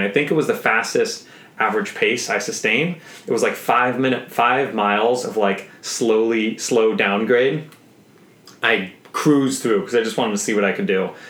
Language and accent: English; Seattle, Washington, United States; being a Boy Scout growing up in Seattle